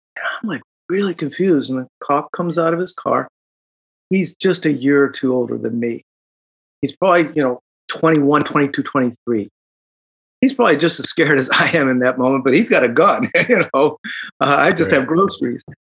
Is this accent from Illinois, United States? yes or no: yes; Chicago, Illinois, United States; moved away as an adult; now in Silicon Valley, United States; I grew up in Chicago